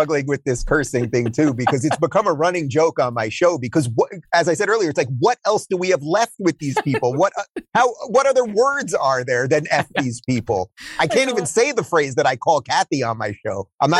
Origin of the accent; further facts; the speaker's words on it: Long Island, New York, United States; even though I grew up in Long Island, I remember going to visit my grandparents who lived in New York City